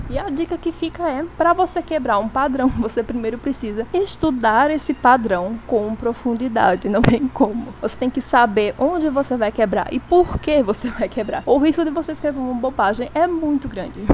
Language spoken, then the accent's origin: Portuguese; Brazil; enquanto brasileira